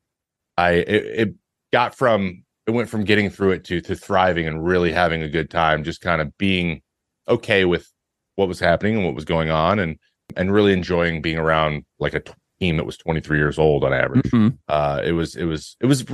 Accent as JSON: {"language": "English", "area": "the Northwest", "region": "Pacific Northwest", "country": "United States", "said": "I'm from the Northwest"}